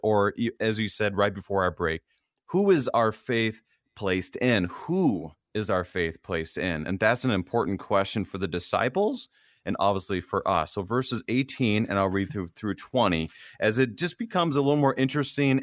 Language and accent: English; Minnesota, United States; a Minnesotan like me